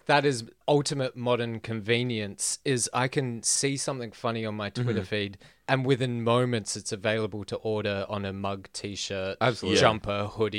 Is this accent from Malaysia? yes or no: no; Adelaide, South Australia, Australia; I grew up in Adelaide